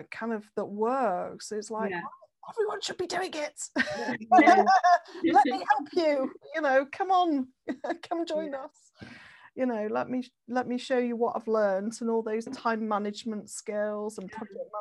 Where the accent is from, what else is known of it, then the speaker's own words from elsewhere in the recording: Manchester, North West England, United Kingdom; also born or lived in Leeds; I came back to Manchester because I'm from Manchester originally